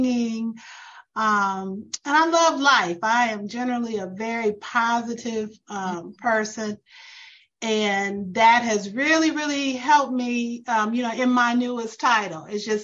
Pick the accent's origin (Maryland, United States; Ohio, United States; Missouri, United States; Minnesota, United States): Missouri, United States; St. Louis; moved away as an adult; now in Atlanta, United States; We're originally from St. Louis, Missouri